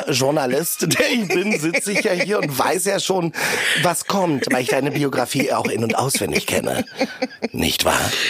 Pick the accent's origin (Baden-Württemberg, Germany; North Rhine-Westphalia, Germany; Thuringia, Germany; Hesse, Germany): North Rhine-Westphalia, Germany; Meckenheim; also born or lived in Ghana; in Meckenheim bei Bonn.